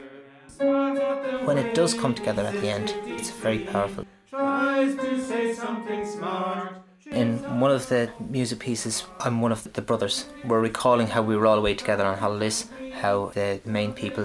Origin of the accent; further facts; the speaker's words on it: Dublin, Leinster, Ireland; moved away as an adult; now in Carlow, Ireland; I'm originally from Dublin, but I'm living in Carlow for the last 8 years